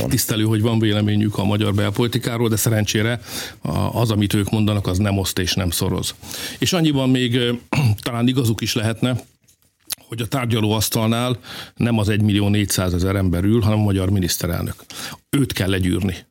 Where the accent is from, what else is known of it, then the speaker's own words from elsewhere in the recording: Hungary; mi magyarok vagyunk